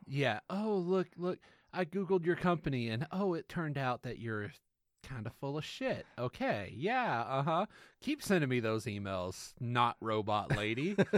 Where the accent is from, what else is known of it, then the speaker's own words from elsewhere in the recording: the South, United States; we are from the South